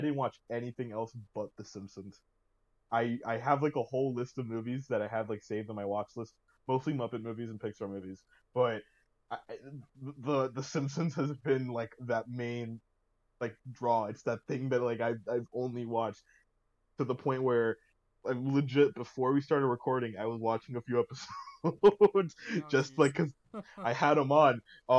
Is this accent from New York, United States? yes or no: yes; Utica, New York, United States; Oh, what region? Upstate New York. Oh, really? I'm from Utica and I never heard anyone call them steamed hams.